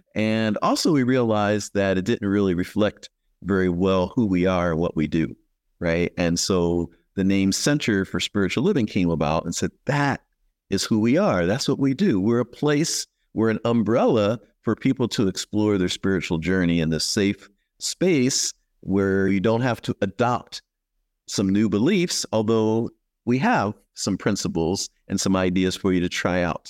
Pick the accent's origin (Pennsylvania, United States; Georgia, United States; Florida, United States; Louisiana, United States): Pennsylvania, United States; Philadelphia; now in Bakersfield, United States; I grew up in Philadelphia